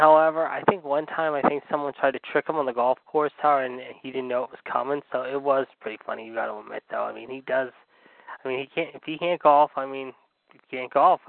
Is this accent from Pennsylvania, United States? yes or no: yes; Pittsburgh, Pennsylvania, United States; Pittsburgh, my hometown, Mount Lebanon in the South Hills